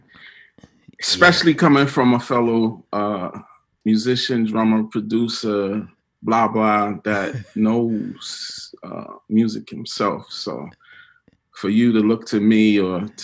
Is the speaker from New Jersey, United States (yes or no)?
yes; Plainfield, New Jersey, United States; moved away as an adult; also born or lived in Newark, New Jersey; now in New York, United States; I was born in Newark, raised in Plainfield, New Jersey.